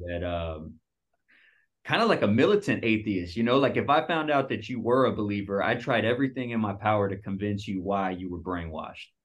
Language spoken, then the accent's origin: English; Dallas, Texas, United States; moved away as an adult; also born or lived in Seattle; I moved from Dallas, where I'm from